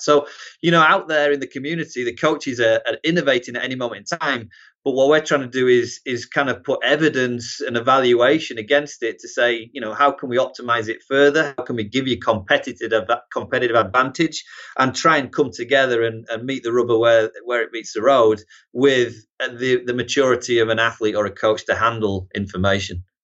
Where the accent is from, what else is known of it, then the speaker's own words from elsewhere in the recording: Harrogate, Yorkshire and the Humber, United Kingdom; moved away as an adult; also born or lived in Newcastle upon Tyne, England; now in United States; originally North Yorkshire, yeah, Harrogate, Knaresborough region, and then, uh, moved to Newcastle for college, and, uh, I kinda call Newcastle home now